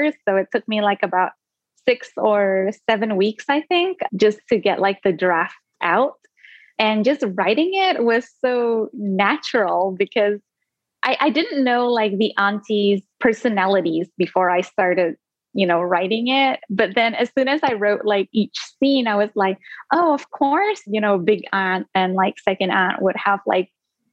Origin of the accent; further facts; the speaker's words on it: Singapore; first language Indonesian; English is a second language; also born or lived in Indonesia; my first language was Indonesian up until like the age of 7, which was when I moved to Singapore, and then it became English